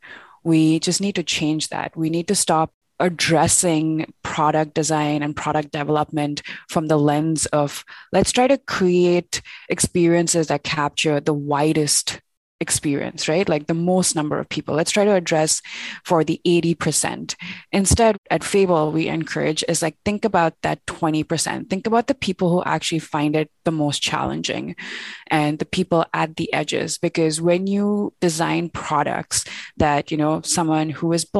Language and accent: English; India; moved away as an adult; now in Toronto, Canada; I'm born and raised in India